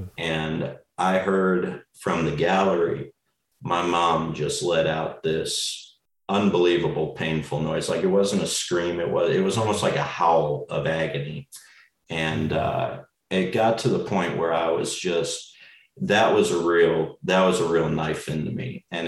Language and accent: English; Las Vegas, Nevada, United States; I was born in Nevada. I lived in Las Vegas for most of my life